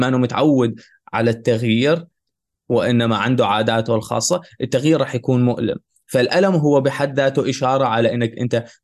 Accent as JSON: {"language": "Arabic", "country": "Syria", "moved": "yes", "lives_now": "Germany", "said": "وانا لاجئ من من تركيا لهون لالمانيا على الطريق في هنغاريا كنا كنت انا مع مجموعه من من العرب السوريين وكنا نهرب من الشرطه"}